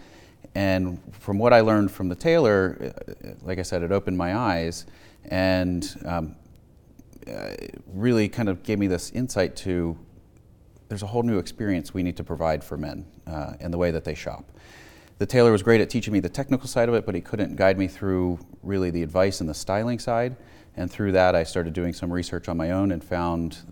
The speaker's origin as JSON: {"language": "English", "town": "Malvern", "region": "Pennsylvania", "country": "United States", "tie": "born or raised there", "said": "I grew up outside of Philadelphia in the town of Malvern, went to Great Valley High School"}